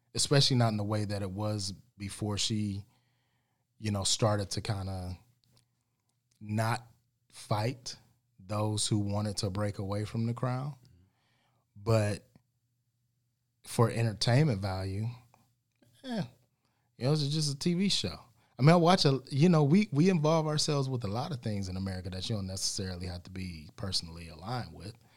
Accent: United States; us American blacks

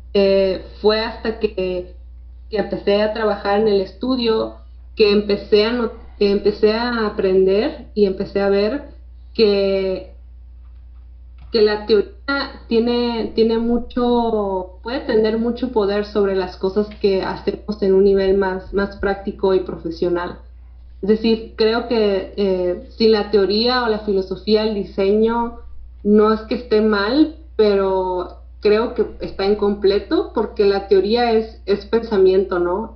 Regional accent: Tijuana, Baja California, Mexico; aquí de México, de Tijuana, nací en Tijuana

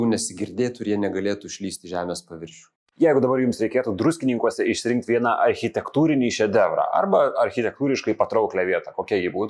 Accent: Marijampolė, Marijampolė County, Lithuania; aš kilęs iš Marijampolės

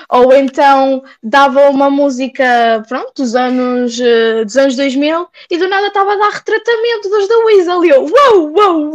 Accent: Portugal; now in Hungary; eu, sendo portuguesa, olhava para toda a gente

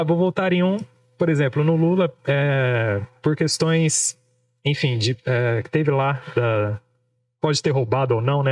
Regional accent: Brazil; como bons brasileiros

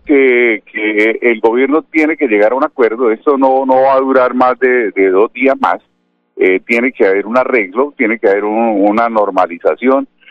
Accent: Colombia; somos colombianos

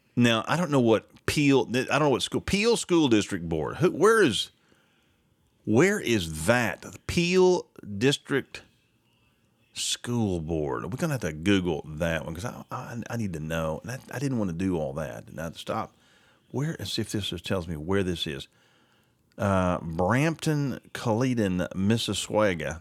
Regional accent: Sayre, Oklahoma, United States; from where I grew up in Sayre, right? Sayre, America.

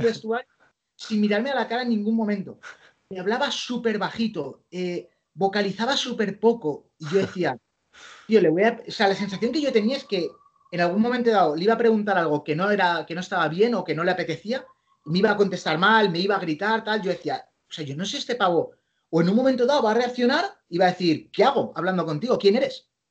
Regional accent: Spain; also born or lived in New York, United States; soy un periodista español

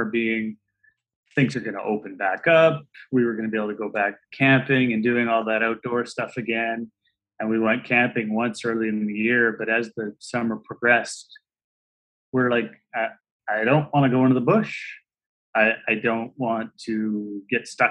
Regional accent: Merritt, British Columbia, Canada; moved away as an adult; now in Kamloops, Canada; I grew up in Merritt, which is only an hour away. That's where I was till I was 20.

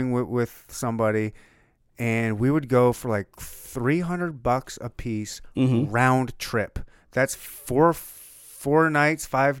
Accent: Michigan, United States; I was born and raised in Michigan and bounced around all over the place.

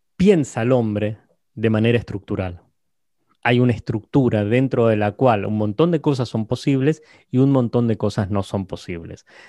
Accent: Argentina; soy argentino y hablo en argentino

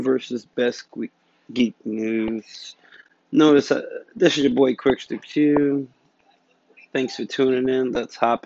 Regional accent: Philadelphia, Pennsylvania, United States; I'm from Philadelphia

